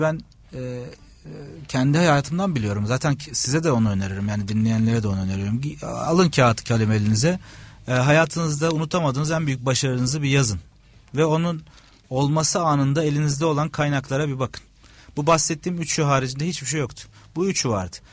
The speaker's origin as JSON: {"language": "Turkish", "region": "Trabzon", "country": "Turkey", "tie": "born or raised there", "moved": "as an adult", "lives_now": "Istanbul, Turkey", "said": "Trabzon doğumluyum. Trabzon'da lise sona kadar Trabzon Anadolu Lisesi'nde okuduktan sonra İstanbul'a e, üniversite sebebiyle geldim."}